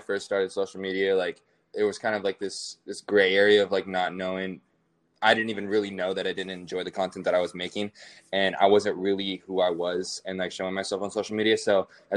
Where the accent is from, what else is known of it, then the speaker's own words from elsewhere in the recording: Bellevue, Washington, United States; Bellevue, Washington. That's where I grew up. It's a city outside of Seattle. But yeah, it's just my hometown